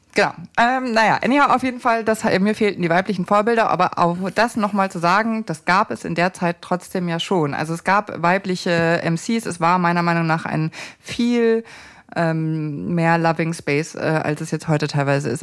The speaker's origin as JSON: {"language": "German", "region": "Lower Bavaria / Upper Bavaria border", "country": "Germany", "said": "da, wo ich herkomme, das rassistisches Niederbayern, äh, Oberbayern-Grenze"}